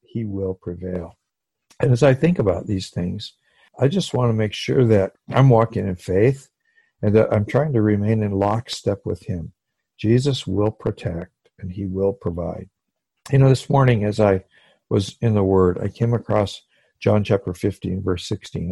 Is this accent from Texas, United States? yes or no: no; Hawaii, United States; I come from Hawaii where people are loving and they hug each other a lot